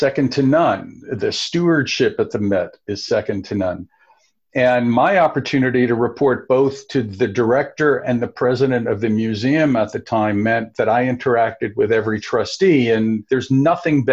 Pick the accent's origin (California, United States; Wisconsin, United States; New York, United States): New York, United States; growing up in New York